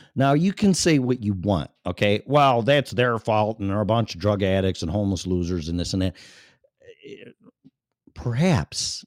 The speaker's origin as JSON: {"language": "English", "town": "Chicago", "region": "Illinois", "country": "United States", "tie": "born or raised there", "also_born_or_lived": "Florida", "moved": "yes", "lives_now": "Colorado, United States", "said": "I was born and raised in Chicago"}